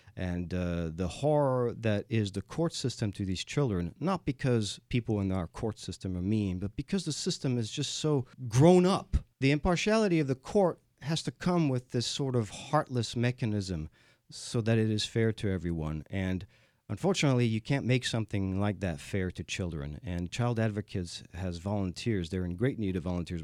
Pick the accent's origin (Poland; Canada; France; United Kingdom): France; now in Houston, United States; I am the Texan from France